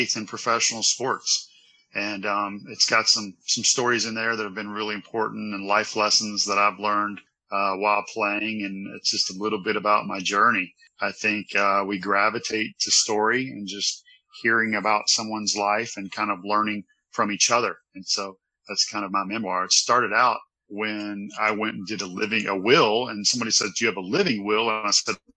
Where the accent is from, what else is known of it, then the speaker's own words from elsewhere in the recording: Louisville, Kentucky, United States; I grew up in Louisville, Kentucky, and we were horses, whiskey, and basketball